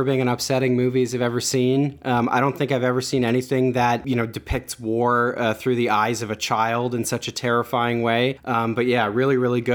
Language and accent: English; Canada; I'm a Canadian who, I suppose, you know, I write for Jacobin